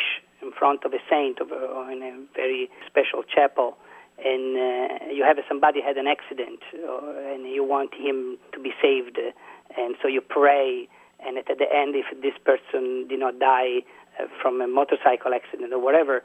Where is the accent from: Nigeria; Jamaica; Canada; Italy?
Italy; Siena, Tuscany; I'm from Siena, for example, so my role model is St. Catherine of Siena